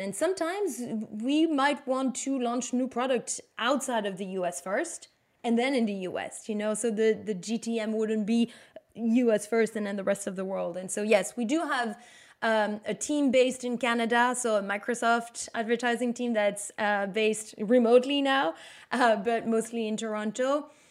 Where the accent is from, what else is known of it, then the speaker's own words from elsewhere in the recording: Belgium; English is a second language; moved away as an adult; now in New York, United States; I'm from Belgium